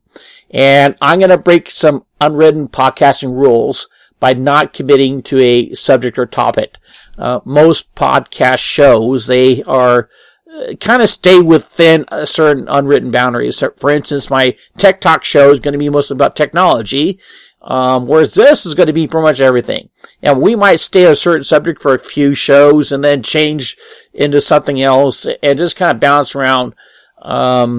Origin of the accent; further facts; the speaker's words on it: Apple Valley, United States; I'm a hometown boy, born and raised in Apple Valley, and went to school